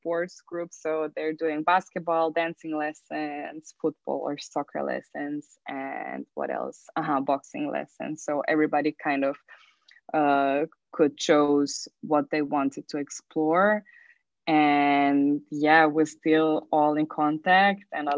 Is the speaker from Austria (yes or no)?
yes; Austria; moved away as an adult; now in Zagreb, Croatia; I'm actually from Austria. So I moved from Austria to Zagreb 9 years ago.